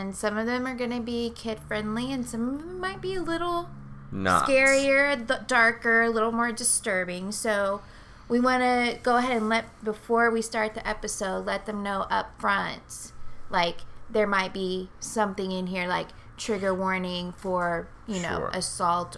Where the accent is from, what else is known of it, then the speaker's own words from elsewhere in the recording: Texas, United States; I am born and raised in Texas. I've lived here all of my life